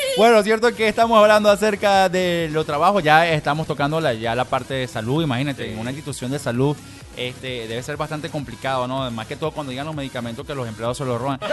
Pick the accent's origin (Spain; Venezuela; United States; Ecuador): Venezuela; a nosotros como venezolanos